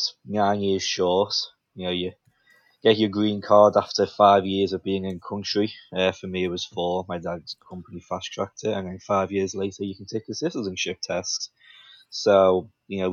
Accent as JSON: {"language": "English", "town": "Liverpool", "region": "North West England", "country": "United Kingdom", "tie": "born or raised there", "moved": "yes", "lives_now": "United States", "said": "I was born in Liverpool, England"}